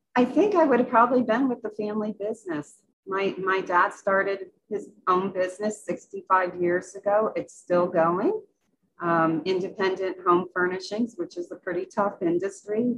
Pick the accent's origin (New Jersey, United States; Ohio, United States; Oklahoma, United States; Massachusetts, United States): Massachusetts, United States; Western; I grew up in Massachusetts, so it's in Western Massachusetts